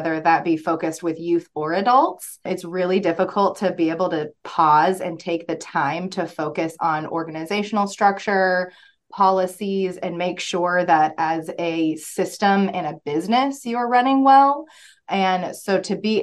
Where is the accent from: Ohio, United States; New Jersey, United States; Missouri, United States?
Missouri, United States; Springfield; I grew up in Springfield